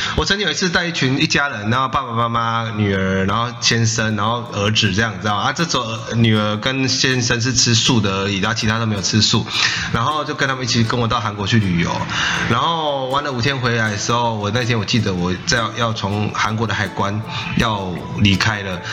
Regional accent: Taiwan; 我们是台湾过来的素食者

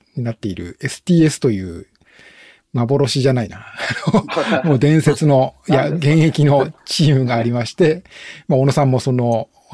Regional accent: Shiga, Japan; 僕も実は滋賀県の出身

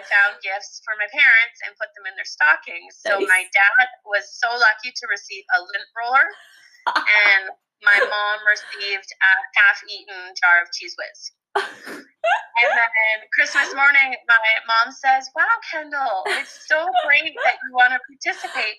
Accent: Provost, Alberta, Canada; now in Red Deer, Canada; my hometown in Provost, one in Red Deer where I currently live

